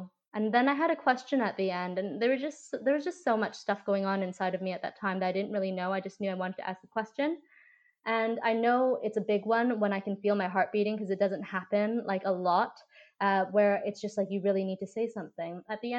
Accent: Canada; I was born and raised in Canada, so I had more of that Western upbringing than if I was raised in Asia.

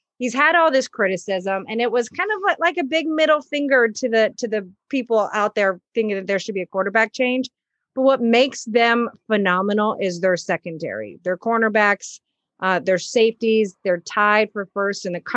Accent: Texas, United States; moved away; I'm from Texas

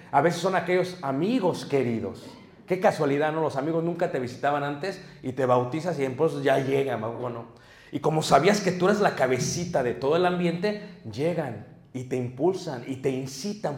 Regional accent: Mexico City, Mexico; now in Michigan, United States; me crié en Ciudad de México en un ambiente muy pesado.

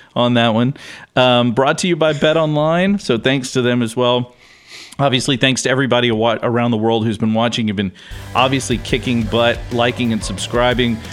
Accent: Houston, Texas, United States; I grew up here

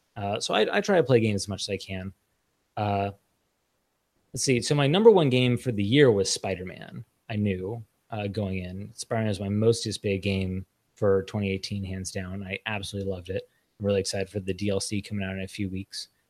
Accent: Los Angeles, California, United States; I grew up in in Los Angeles.

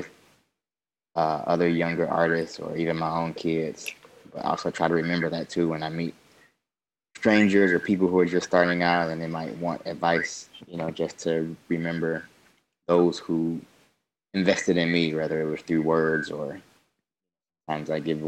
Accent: Detroit, Michigan, United States; I grew up on Detroit's east side

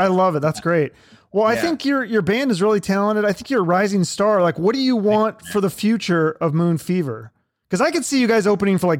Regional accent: Seattle, Washington, United States; moved away; also born or lived in Phoenix, Arizona; where I'm from Seattle originally

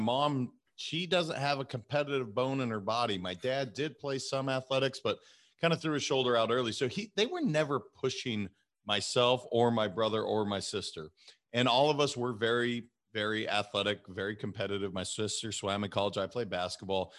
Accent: Montana, United States; moved away as an adult; also born or lived in California; I'm a kid from Montana that I never thought I would leave Montana.

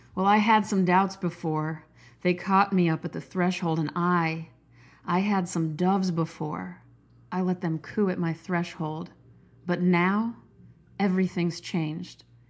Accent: Nebraska, United States; I'm from Nebraska.

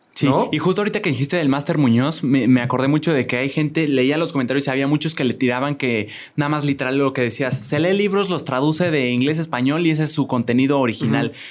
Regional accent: Querétaro, Mexico; yo soy provinciano, yo soy de Querétaro

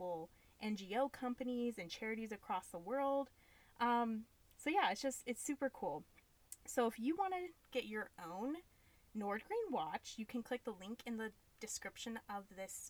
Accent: Ohio, United States; born and raised in Ohio

